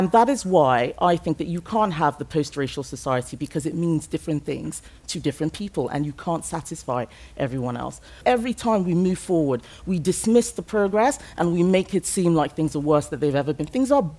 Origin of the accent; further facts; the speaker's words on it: Lagos, Nigeria; English is a second language; I grew up in Nigeria. My ethnic group is Yoruba. I speak English as a second language. And my ethnic group for where I lived, which was Lagos, was the predominant, that was the majority ethnic group.